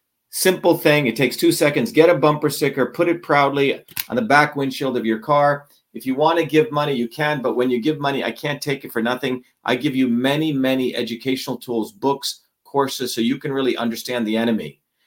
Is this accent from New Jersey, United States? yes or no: yes; New Jersey, United States; You know, I grew up with nothing. I grew up in Jersey.